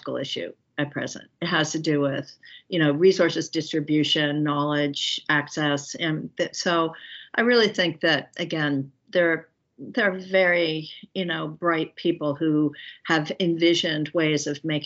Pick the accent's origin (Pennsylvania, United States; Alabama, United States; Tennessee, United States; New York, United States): Pennsylvania, United States; Philadelphia; I grew up in Center City, Philadelphia, and went to public schools all my life